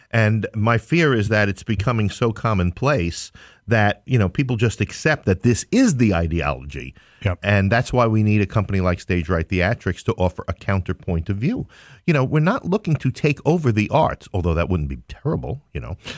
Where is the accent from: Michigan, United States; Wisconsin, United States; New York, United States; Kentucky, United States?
New York, United States; New York City; I'm from Queens